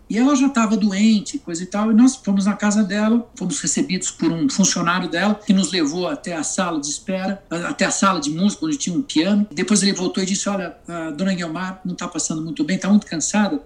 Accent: Brazil; na minha adolescência, na minha juventude aqui no Brasil

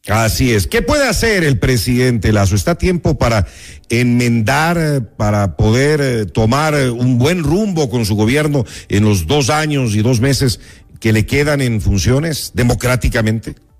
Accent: Ecuador

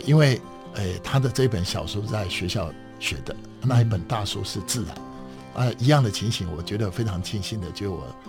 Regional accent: Donggang, Pingtung County, Taiwan; moved away as an adult; now in Taipei, Taiwan; 我是来自东港，呃，大家很熟悉的就是东港的黑尾鱼，另外一个就是东港的王传季对的。啊，我是在一个过去叫做卡尾岛陲，哦，站在台湾尾巴，呃，最尾端的那个屏嗯东，啊嗯，那的一个南部的子弟嗯。那一九七五年到了台北

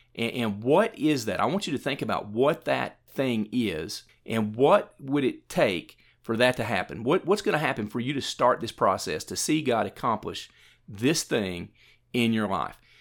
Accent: Morristown, Tennessee, United States; also born or lived in Jefferson City, Tennessee; I grew up in Morristown and went through the Morristown school system

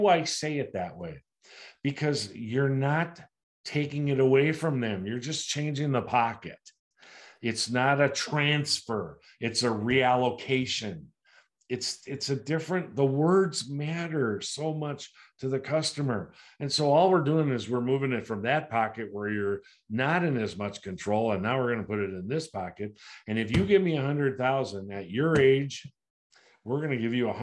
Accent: United States

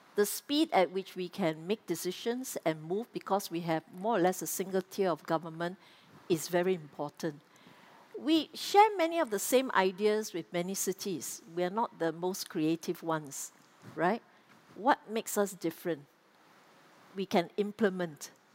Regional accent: Singapore; as Singaporean

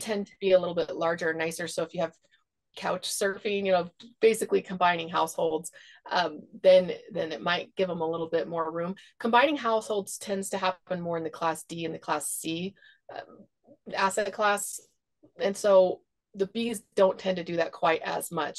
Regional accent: Seattle, Washington, United States; moved away; also born or lived in Idaho / Texas; I grew up in Seattle

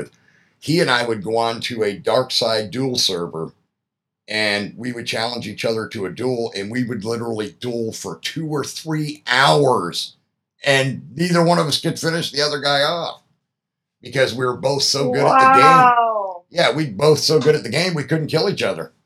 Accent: Pennsylvania, United States; moved away; I'm originally from Pennsylvania

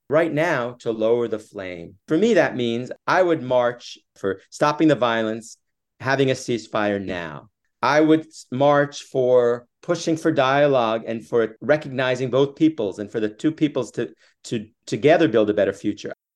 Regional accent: United States; also born or lived in Jerusalem; as a Jewish person, as an American

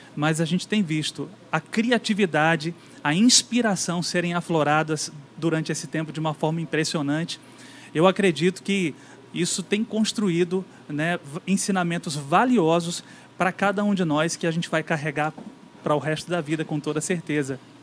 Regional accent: Brazil; moved away; como brasileiros, né, como campinenses também, já me considero da terra

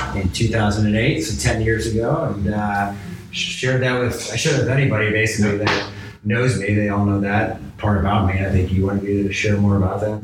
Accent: Chicago, Illinois, United States; also born or lived in Pittsburgh, Pennsylvania; I grew up in Chicago.

